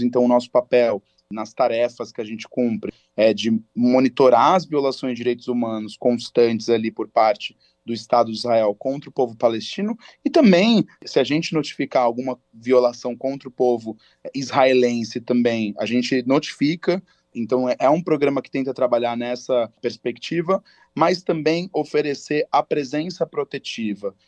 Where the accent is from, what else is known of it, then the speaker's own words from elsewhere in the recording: Brazil; eu sou do Brasil